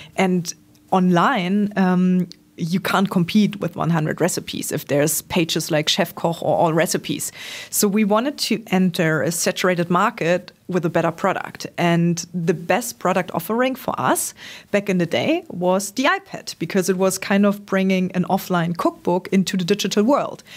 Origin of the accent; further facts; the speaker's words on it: Trier, Rhineland-Palatinate, Germany; born and raised in Trier, not too far off Koblenz